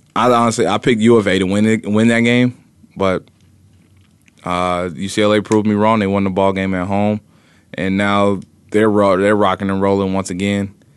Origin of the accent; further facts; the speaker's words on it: Indiana, United States; moved away; growing up in Indiana, around the Midwest area